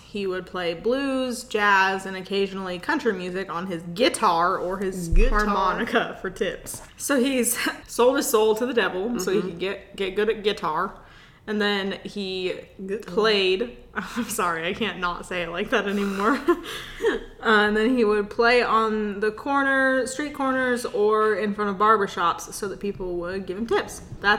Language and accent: English; the South, United States; accent: Southern; My southern accent has turned them off.